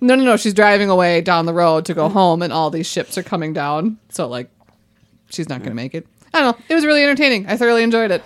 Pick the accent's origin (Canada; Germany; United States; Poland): United States; White Bear Lake, Minnesota; growing up in White Bear Lake